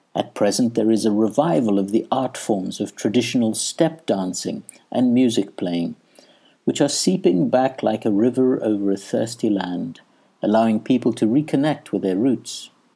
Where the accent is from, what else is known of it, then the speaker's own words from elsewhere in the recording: South Africa; moved away as an adult; also born or lived in Edinburgh, Scotland; I had left South Africa for Edinburgh, Scotland